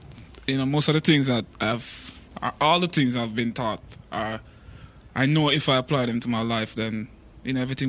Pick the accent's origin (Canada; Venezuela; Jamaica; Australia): Jamaica; now in United States; as a Jamaican, you know, it's like, as a black Jamaican.